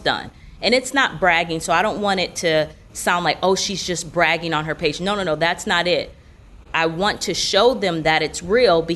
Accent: Grand Rapids, Michigan, United States; moved away as an adult; now in Orlando, United States; I did grow up in Michigan. I'm originally from Grand Rapids, went to Michigan State University, and then once I graduated from college, I ended up moving down to Florida.

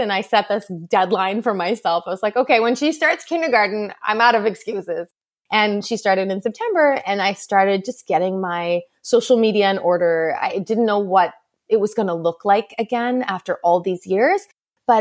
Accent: Montreal, Quebec, Canada; moved away as an adult; now in Boston, United States; I grew up in Montreal. My family is all still there. And after I got married, we moved to Boston.

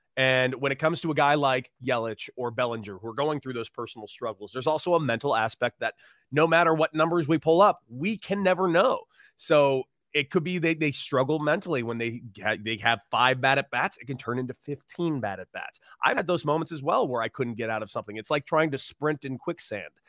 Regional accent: Los Angeles, California, United States; I grew up in Los Angeles

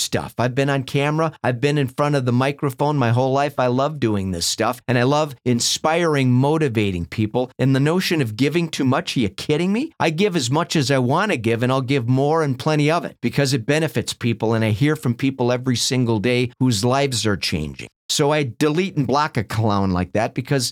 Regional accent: Minnesota, United States; I grew up in Minnesota watching the Minnesota Vikings play football out in the freezing cold.

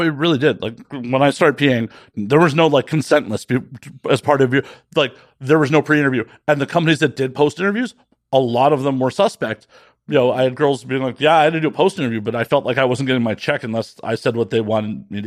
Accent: Midwest, United States; also born or lived in Las Vegas; now in Los Angeles, United States; growing up in the Midwest

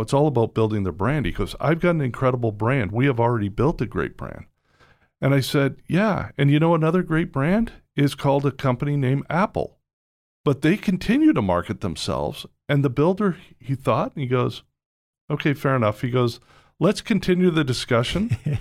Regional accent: Toronto, Ontario, Canada; moved away as an adult; also born or lived in Georgia / Vancouver; now in United States; I grew up in Toronto

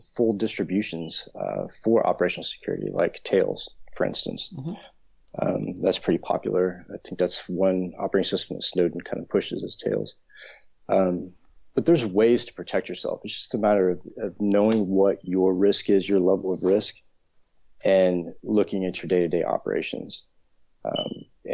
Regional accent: United States; now in London, United Kingdom; I'm originally from the States

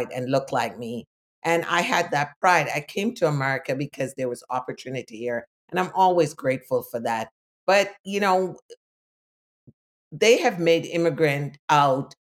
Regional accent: Jamaica; now in United States; I was born in Jamaica

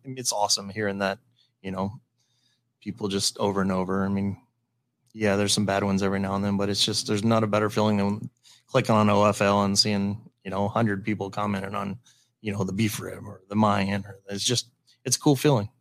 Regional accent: Valley, United States; Valley, which is my hometown

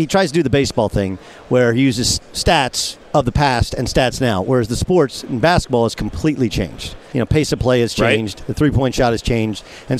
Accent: Orange County, Southern California, United States; I grew up in Southern California, Orange County to be exact

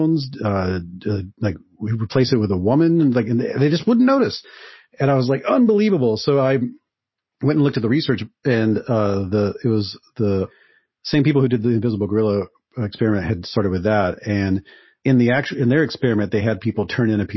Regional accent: Mississippi, United States; moved away; I grew up in Mississippi

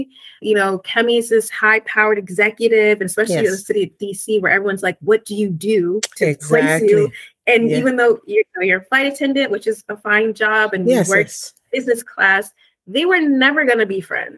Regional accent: United States; accent: American; now in Spain; my American accent

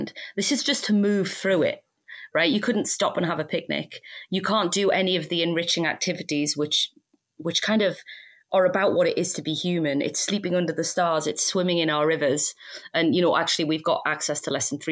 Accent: United Kingdom; We're British

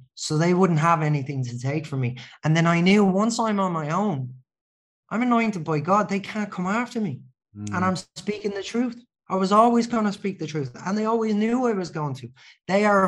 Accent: Ireland; I'm Irish

